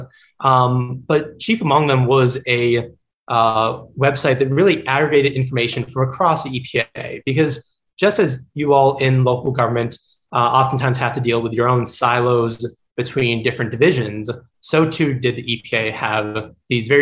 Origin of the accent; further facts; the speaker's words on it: Gulf Coast of Florida, United States; also born or lived in New York City, United States; growing up on the Gulf Coast of Florida